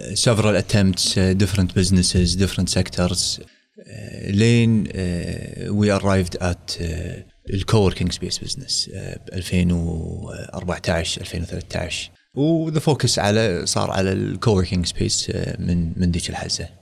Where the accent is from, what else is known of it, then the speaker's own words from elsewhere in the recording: Kuwait; also born or lived in United States; رديت الكويت وظفت بوزاره الصحه